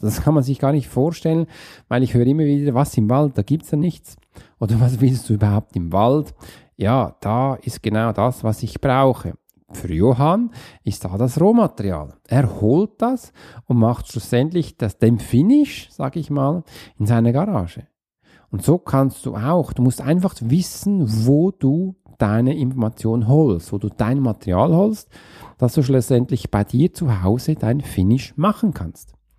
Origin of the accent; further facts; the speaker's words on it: Switzerland; für mich als Schweizer